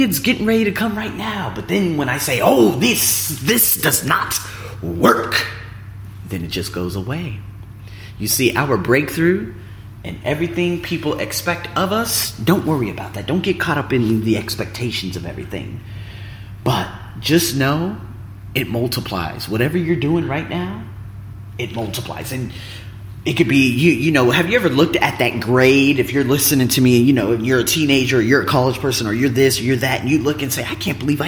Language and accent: English; United States; moved away as an adult; now in Thailand